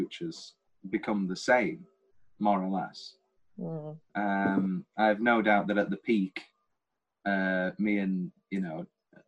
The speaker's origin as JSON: {"language": "English", "country": "United Kingdom", "said": "we're British"}